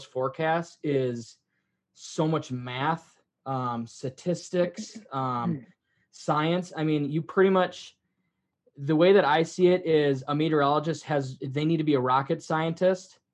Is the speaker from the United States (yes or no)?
yes; Midwest, United States; growing up in the Midwest